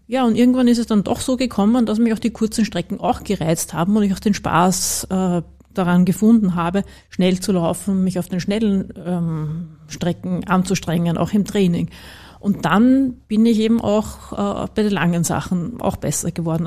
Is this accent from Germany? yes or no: no; Vienna, Austria; für mich als Wienerin